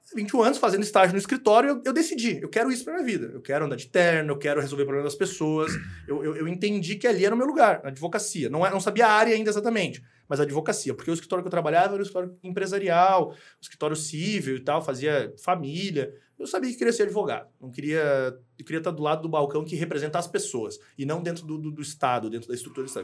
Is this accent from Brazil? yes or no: yes; Garopaba, Santa Catarina, Brazil; also born or lived in Rio Grande do Sul; Eu fui criado em Garopaba